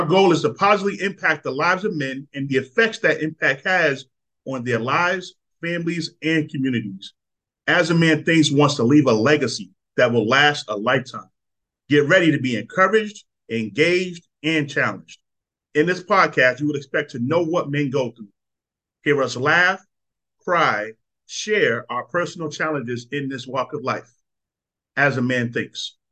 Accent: Boston, Massachusetts, United States; I come from Boston, Northeast

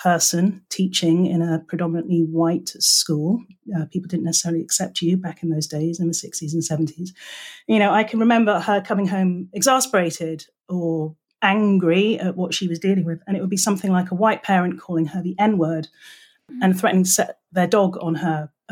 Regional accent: England, United Kingdom; moved away as an adult; now in California, United States; I am English.

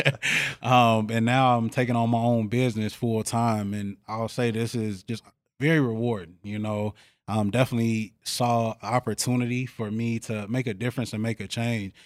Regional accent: Chicago, Illinois, United States; now in Eau Claire, United States; I come from Chicago

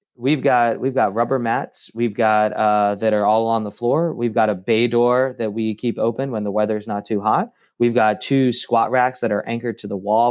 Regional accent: Cincinnati, Ohio, United States; moved away as an adult; also born or lived in Denver / Florida; now in Bradenton, United States; I'm from Cincinnati and then went to, uh, grad school, at University of Cincinnati

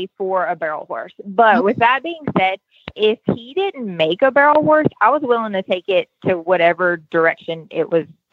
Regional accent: Baton Rouge, Louisiana, United States; now in Tennessee, United States; I'm originally from Baton Rouge, Louisiana

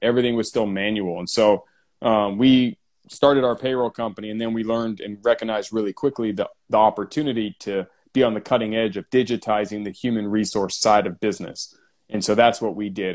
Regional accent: San Diego, California, United States; San Diego, born and raised

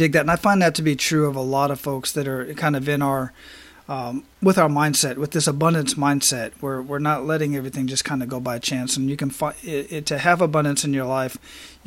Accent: Phoenix, Arizona, United States; moved away; Growing up in Phoenix with the dry heat, you know, that's kind of the environment I grew up

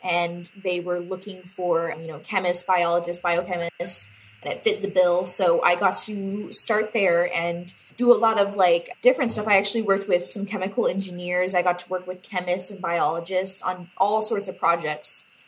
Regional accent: Bakersfield, California, United States; my hometown

